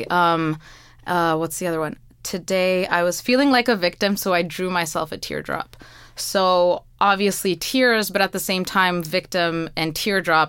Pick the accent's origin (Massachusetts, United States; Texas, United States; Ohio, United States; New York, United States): New York, United States; New York City; i was born in flushing